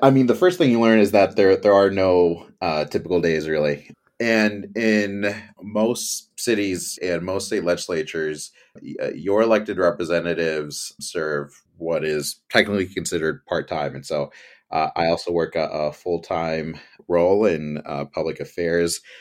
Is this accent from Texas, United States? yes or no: no; Campbell, California, United States; my hometown, Campbell, California, here in the beautiful Bay Area